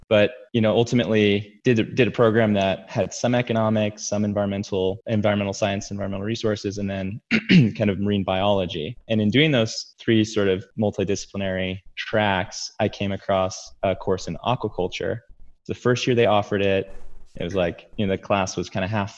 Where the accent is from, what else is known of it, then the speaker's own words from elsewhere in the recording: San Diego, California, United States; moved away; also born or lived in New Mexico; I grew up mostly in San Diego, California.